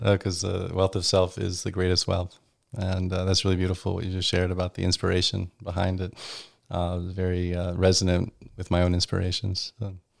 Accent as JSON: {"language": "English", "town": "Virginia Beach", "region": "Virginia", "country": "United States", "tie": "born or raised there", "also_born_or_lived": "Europe", "moved": "as an adult", "lives_now": "Washington, D.C., United States", "said": "growing up in Virginia Beach"}